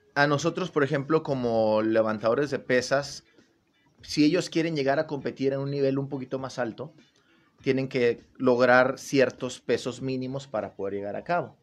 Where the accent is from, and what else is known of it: Gómez Palacio, Durango, Mexico